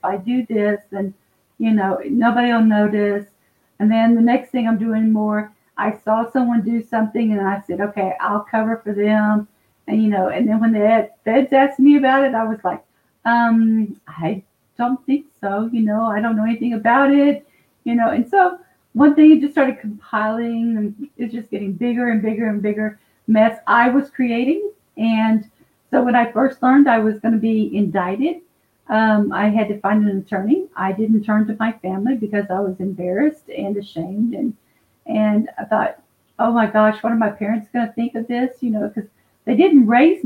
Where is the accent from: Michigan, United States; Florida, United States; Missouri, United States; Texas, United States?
Texas, United States; Dallas; now in Fort Worth, United States; I'm out of Fort Worth, Texas. I was born and raised in Dallas